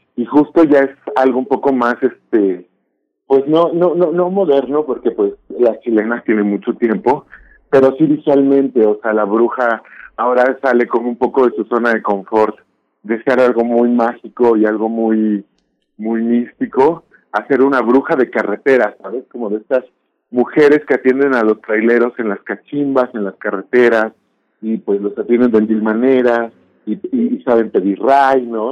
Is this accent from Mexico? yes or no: yes; Mexico; identidad como mexicana